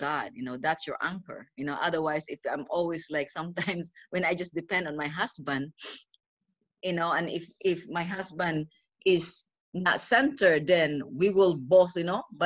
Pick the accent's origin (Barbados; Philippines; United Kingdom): Philippines; moved away as an adult; also born or lived in Indiana; now in Pennsylvania, United States; I grew up in the Philippines